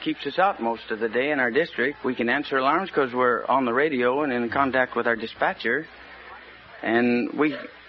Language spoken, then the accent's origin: English; Arizona, United States; I come from Arizona.